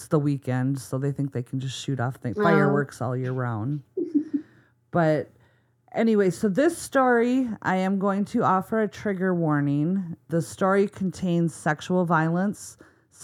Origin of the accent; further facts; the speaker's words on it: Minnesota, United States; accent: Minnesota; my Minnesota accent